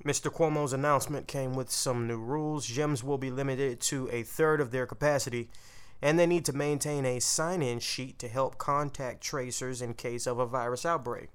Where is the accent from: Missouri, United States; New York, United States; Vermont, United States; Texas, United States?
Texas, United States; I'm from Texas